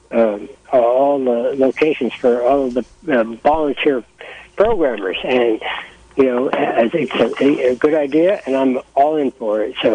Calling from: Willits, California, United States; Uh, I'm calling from Willits.

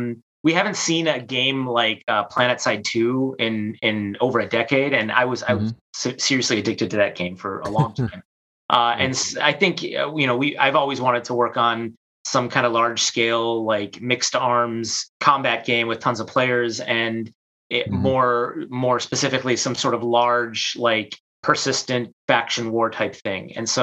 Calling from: Chicago, Illinois, United States; I'm from my basement in Chicago, sunny Chicago.

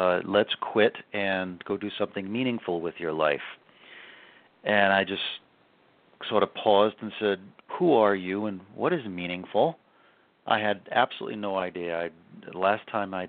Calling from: Asheville, North Carolina, United States; We're in Asheville, North Carolina.

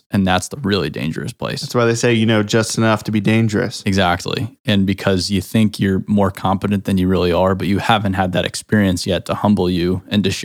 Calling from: Nashville, Tennessee, United States; I'm speaking from Nashville, Tennessee.

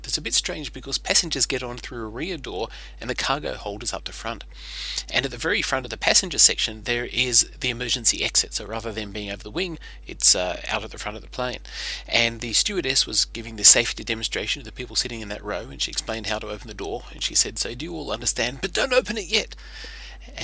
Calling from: Sydney, New South Wales, Australia; from Sydney, Australia, and I wanted to tell you a story about a recent flight I took.

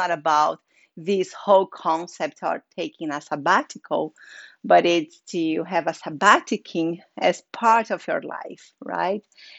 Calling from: Sitges, Catalonia, Spain; I'm speaking from Sitges. It's a small village near to Barcelona, Spain. So it's just by the sea at the Mediterranean. So it's a very gorgeous village here.

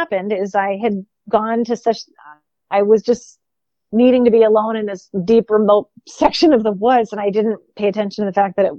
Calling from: Seattle, Washington, United States; hi, I'm calling from Seattle

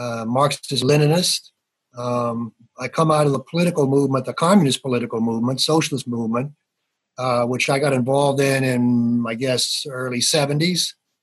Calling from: Pittsburgh, Pennsylvania, United States; I'm calling from Pittsburgh. I've lived here since I came here for school in 1969.

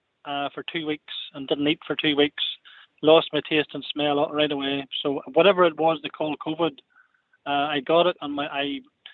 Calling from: Northern Ireland, United Kingdom; From Northern Ireland.

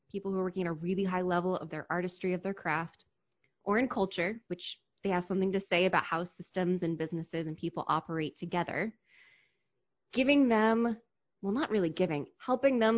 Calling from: DC metro area, United States; I am in the DC metro area, which means I am not in the city, but I can reach it by metro.

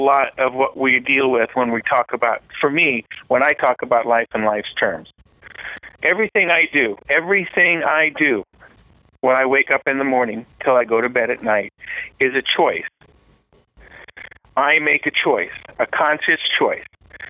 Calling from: Riverside, California, United States; I'm calling from Riverside, California.

